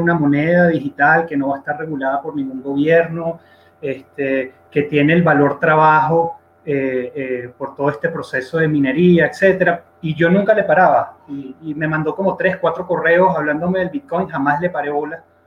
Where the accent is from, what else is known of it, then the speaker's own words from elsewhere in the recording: Venezuela; yo soy un venezolano de 34 años